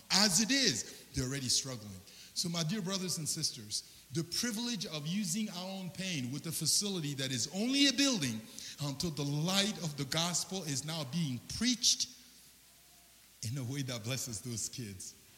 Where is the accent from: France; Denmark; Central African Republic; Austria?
Central African Republic; moved away; I'm originally from the Central African Republic